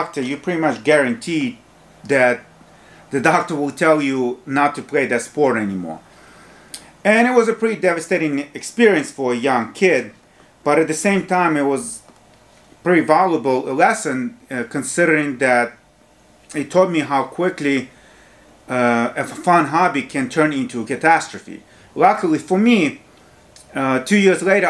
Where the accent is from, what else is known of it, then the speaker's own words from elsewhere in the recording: Ukraine; English is a second language; moved away as an adult; also born or lived in New York, United States; now in United States; I was born in Ukraine back when it was part of Soviet Union